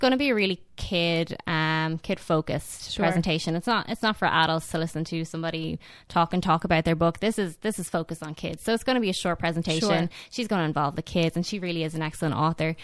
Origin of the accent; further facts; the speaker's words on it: Ireland; moved away as an adult; also born or lived in Limerick; now in Frostburg, United States; I'm from Ireland.